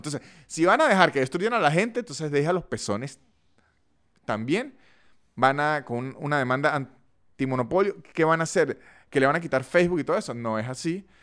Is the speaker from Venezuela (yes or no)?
yes; Venezuela; moved away; also born or lived in Caracas; soy de San Todo y allá McDonald's no era 24 horas